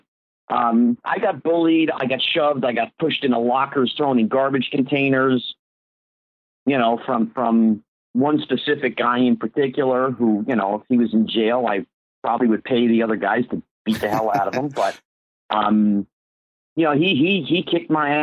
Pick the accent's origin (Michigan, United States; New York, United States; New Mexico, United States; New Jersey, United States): New Jersey, United States; Bridgewater; moved away as an adult; also born or lived in Hollywood, California; I grew up in New Jersey